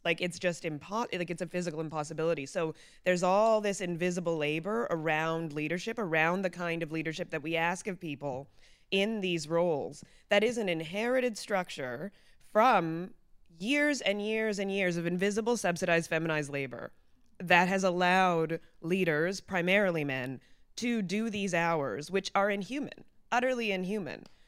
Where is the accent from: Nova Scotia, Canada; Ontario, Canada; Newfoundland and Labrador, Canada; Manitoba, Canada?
Ontario, Canada; Mississauga; growing up in Mississauga